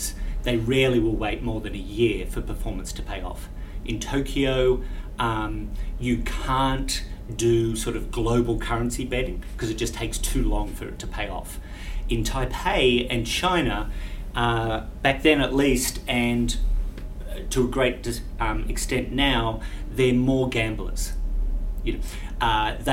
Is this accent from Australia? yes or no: yes; Australia; my presence as an Australian here